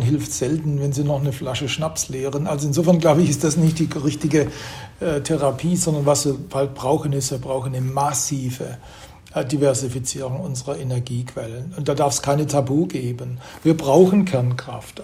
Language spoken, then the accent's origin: German; Germany; wir sind als Deutsche irgendwie mittendrin